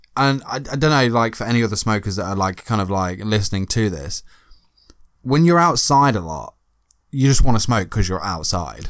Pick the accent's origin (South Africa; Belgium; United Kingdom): United Kingdom; accent: British; I'm British.